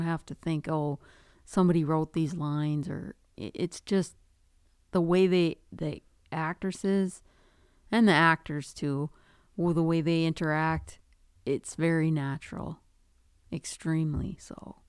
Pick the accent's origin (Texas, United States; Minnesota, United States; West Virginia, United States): Minnesota, United States; Duluth; I grew up in Duluth, so I grew up in the city